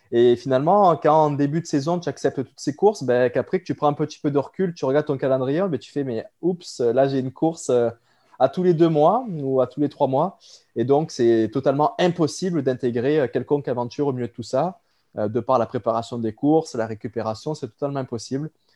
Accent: France; moved away as an adult; now in Quebec, Canada; je suis originaire de la France

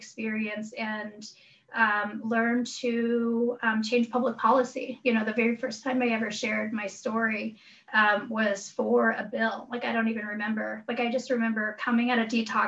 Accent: Chitina, Alaska, United States; also born or lived in Igiugig; my family's from Igigig. I grew up in Chitna

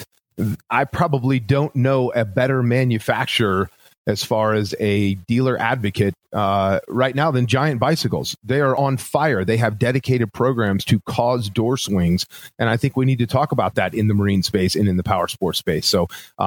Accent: Florida, United States; Growing up in Florida, boats were always a part of my life

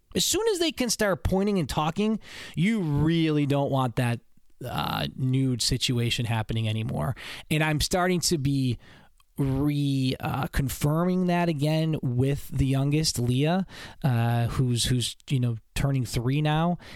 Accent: Buffalo, New York, United States; now in Syracuse, United States; where I grew up in Buffalo

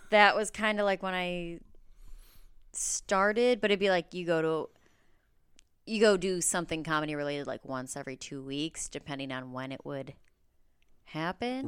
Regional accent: Mount Prospect, Illinois, United States; moved away as an adult; now in Los Angeles, United States; I grew up in the Northwest suburbs

